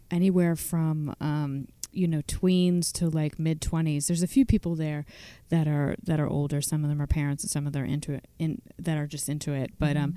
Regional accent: Virginia, United States; now in Western Massachusetts, United States; I grew up in Virginia, but I've lived in Western Massachusetts for a long time.

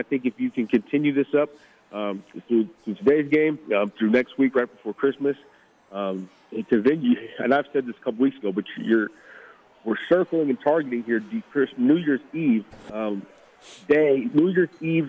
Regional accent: Tacoma, Washington, United States; now in Las Vegas, United States; I'm originally from Tacoma, Washington

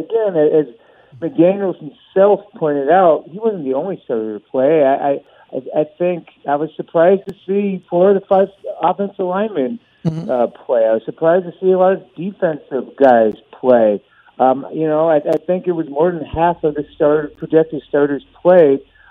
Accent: Bay Area, California, United States; I grew up in the Bay Area, and I'm old enough to have been there when there was the Oakland Raiders.

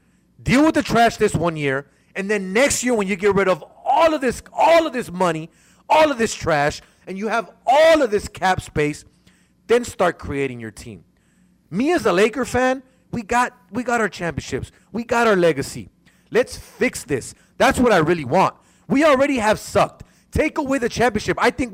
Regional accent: Los Angeles, California, United States; Born and raised in South Central LA. I used to go to the Great Western Forum all the time.

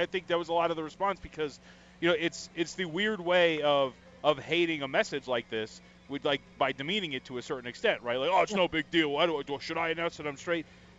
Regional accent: United States; Yeah, we're American.

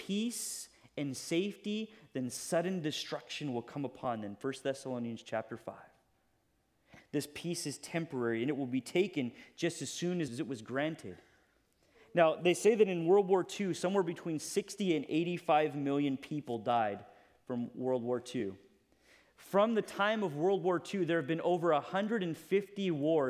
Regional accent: United States; as an American

